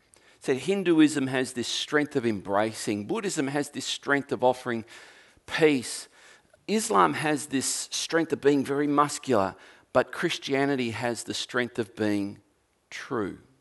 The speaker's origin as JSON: {"language": "English", "region": "Tasmania", "country": "Australia", "said": "Not only am I an Australian, well, I'm a Tasmanian"}